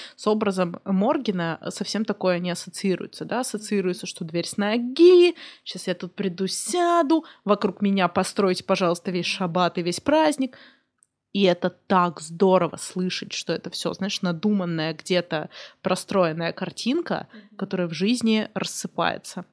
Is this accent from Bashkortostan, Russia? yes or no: no; Kursk, Kursk Oblast, Russia; я из Курска